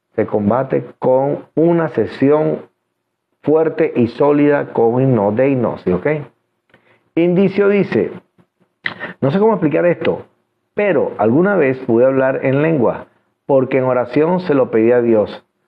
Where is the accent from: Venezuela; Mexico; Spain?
Venezuela; soy venezolano y los venezolanos hablamos de frente